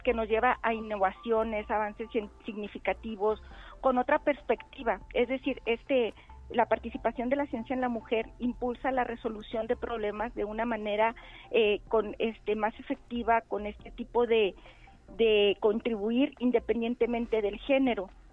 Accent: Chihuahua, Mexico; moved away as an adult; now in San Luis Potosí, Mexico; yo vengo del estado de Chihuahua

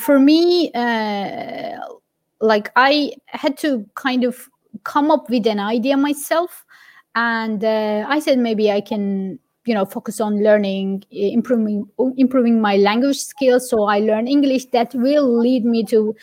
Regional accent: Giresun, Turkey; moved away as an adult; now in Dublin, Ireland; I grew up in Giresun. My hometown is Giresun, which is a little town on the coast of Black Sea.

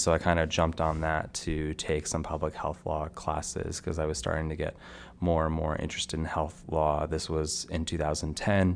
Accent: Stamford, Connecticut, United States; where I grew up in Stamford, Connecticut

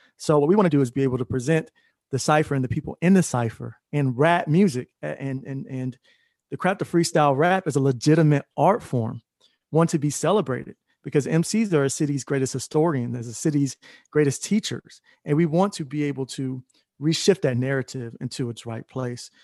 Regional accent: Atlanta, Georgia, United States; moved away as an adult; also born or lived in Florida; I came back home to Atlanta. I'm originally from Atlanta

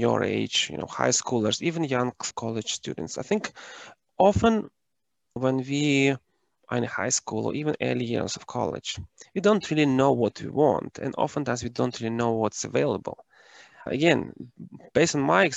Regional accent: Ukraine; moved away as an adult; I am originally from Ukraine and I was born and raised during the times when it was socialist planned economy.

